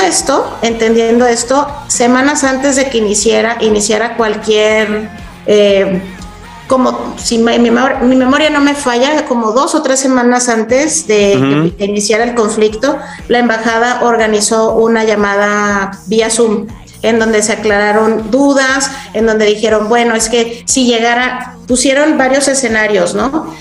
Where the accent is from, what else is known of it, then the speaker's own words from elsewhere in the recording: Chihuahua, Mexico; moved away as an adult; also born or lived in Kyiv, Ukraine / Budapest, Hungary; Yo soy originaria de Chihuahua y justamente le decía a Mike que eh, yo tenía 17 años que no vivía aquí